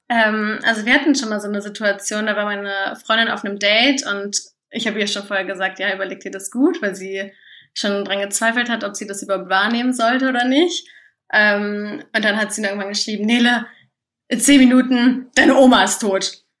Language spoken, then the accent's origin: German; Göttingen, Lower Saxony, Germany; accent: Hochdeutsch; moved away as an adult; now in Leipzig, Germany; ich komme aus Göttingen ursprünglich